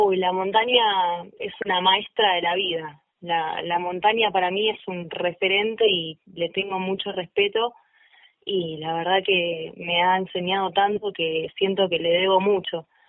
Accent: Vicente López, Buenos Aires Province, Argentina; moved away as an adult; now in San Carlos de Bariloche, Argentina; yo nací en la provincia de Buenos Aires, en Vicente López, y hace un año y muy poquitos meses me vine a vivir a San Carlos de Bailoche, Río Negro.

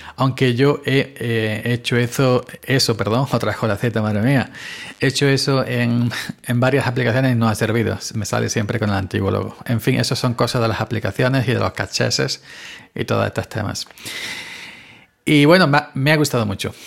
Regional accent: Granada, Andalusia, Spain; moved away; yo soy granaíno, ya sabéis. Así que desde aquí un abrazo, aunque no vivo en Granada, pero soy granadino

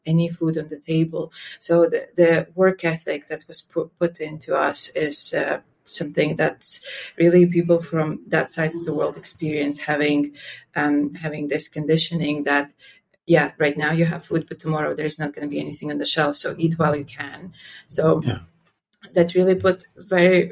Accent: Latvia; I was born and raised in Latvia.

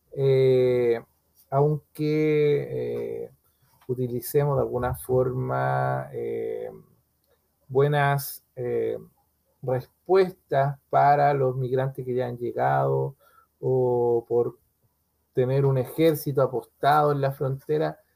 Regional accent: Chile; norte de nuestro país

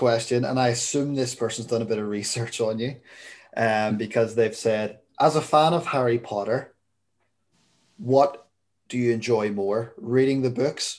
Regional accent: United Kingdom; Being British, I make tea. I don't make coffee.

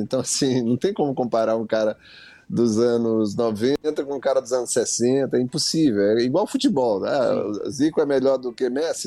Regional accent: Maranhão, Brazil; Sou do Maranhão, ouvi música popular de rua, né?

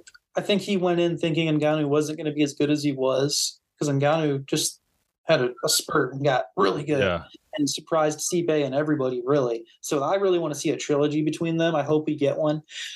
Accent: Ohio, United States; I mean, I'm from Ohio too.

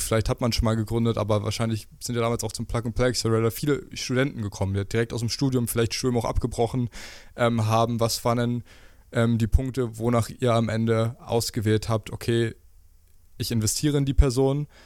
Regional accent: Brandenburg, Germany; now in Berlin, Germany; Ich komme zum Beispiel aus Brandenburg

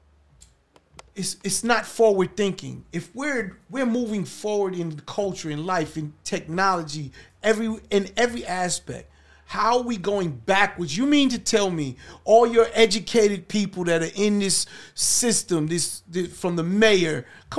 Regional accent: New York City, New York, United States; also born or lived in Brownsville, Brooklyn; I grew up in Hollis, Queens. I'm a New York resident. I've been Brownsville. Went from Brownsville to Hollis, Queens.

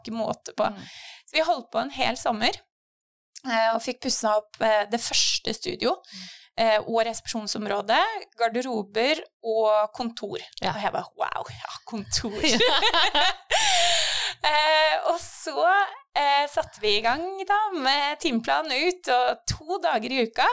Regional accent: Sandefjord, Vestfold, Norway; moved away as an adult; also born or lived in England; kom jeg egentlig hjem fra England og ville tilbake til eh, Sandefjord

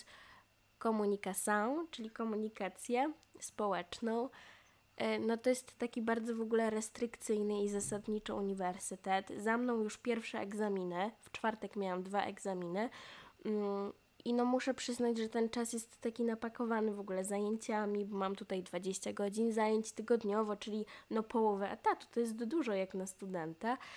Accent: Poland; moved away as an adult; now in Portugal; ja jestem z Polski

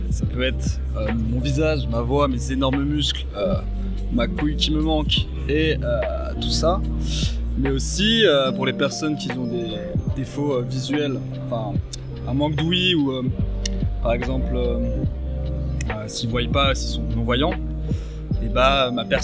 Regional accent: China; French is a second language; j'ai 22 ans. Et je me sens différente parce que je ne suis pas française, je suis chinoise.

